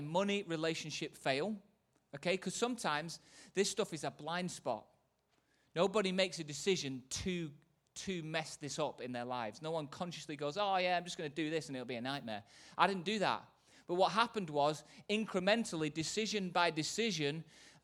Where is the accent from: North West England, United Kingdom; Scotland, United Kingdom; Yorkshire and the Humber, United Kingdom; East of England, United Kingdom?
North West England, United Kingdom; Manchester; from Manchester